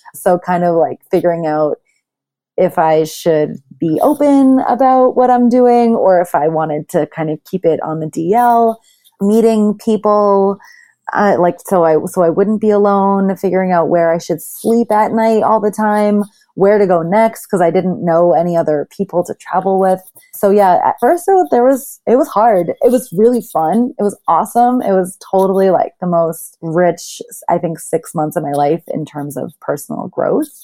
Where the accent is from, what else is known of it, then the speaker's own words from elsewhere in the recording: Boston, Massachusetts, United States; moved away as an adult; also born or lived in Thailand / New York City; I'm originally from Boston